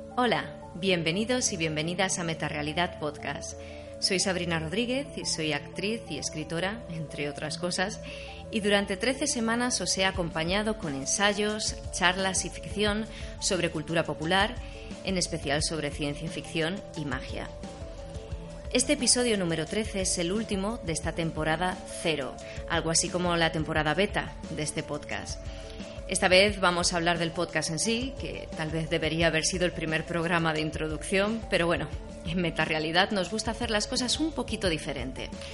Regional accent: A Coruña, Galicia, Spain; A Coruña, que es de donde soy yo, de Galicia

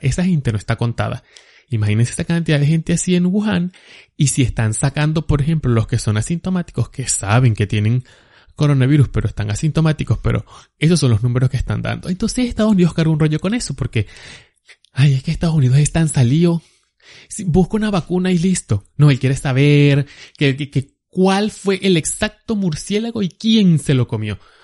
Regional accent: Agua Viva, Venezuela; moved away as an adult; now in United States; si yo viviera allá en Agua Viva, de donde yo soy

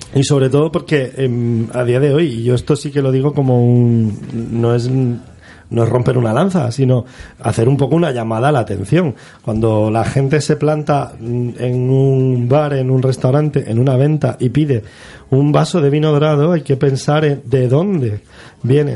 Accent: Torre Pacheco, Region of Murcia, Spain; los que vivimos en esa zona, nosotros que estamos en el Jimenao, que somos de Torre Pacheco

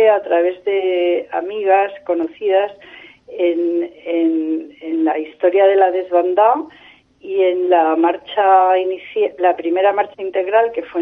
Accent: Madrid, Community of Madrid, Spain; also born or lived in Córdoba, Spain; yo eh, nací en Córdoba, Andalucía, pero nos trasladamos a Madrid

